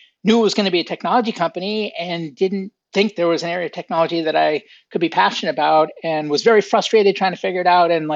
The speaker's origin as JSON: {"language": "English", "town": "Boston", "region": "Massachusetts", "country": "United States", "tie": "born or raised there", "said": "I grew up outside of Boston, Massachusetts in the United States."}